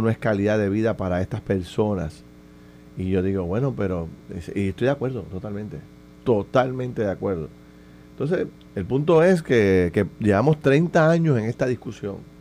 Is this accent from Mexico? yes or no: no; Puerto Rico; como puertorriqueños